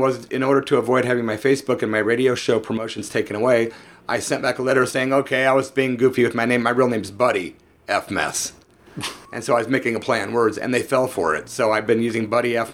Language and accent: English; Peoria, Illinois, United States; I'm from Peoria, Illinois. I started doing punk rock there in 1983